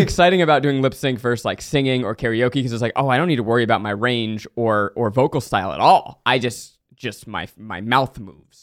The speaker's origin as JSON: {"language": "English", "region": "New York", "country": "United States", "tie": "born or raised there", "said": "I grew up in New York."}